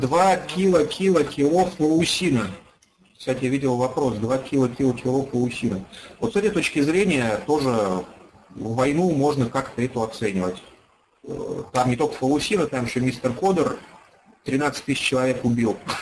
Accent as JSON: {"language": "Russian", "town": "Ufa", "region": "Bashkortostan", "country": "Russia", "tie": "born or raised there", "moved": "as an adult", "lives_now": "Moscow, Russia", "said": "Я родился и вырос в городе Уфе"}